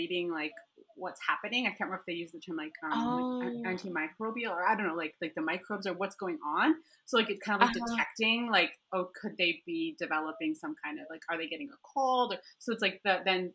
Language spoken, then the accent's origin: English; Alberta, Canada; moved away as an adult; now in Nairobi, Kenya; my hometown in Alberta in Canada